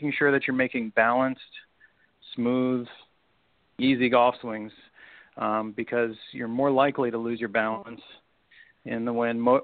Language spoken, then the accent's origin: English; Chicago, Illinois, United States; I grew up in Chicago on a great little public golf course that was right on Lake Michigan